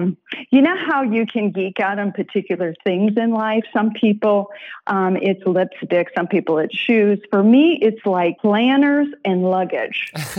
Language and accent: English; Iowa, United States; I'm from Iowa.